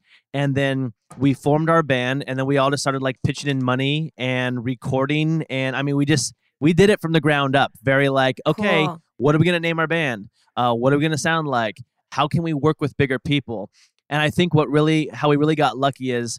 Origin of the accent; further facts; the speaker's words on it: Portland, Oregon, United States; moved away as an adult; now in Los Angeles, United States; I'm from Portland, Oregon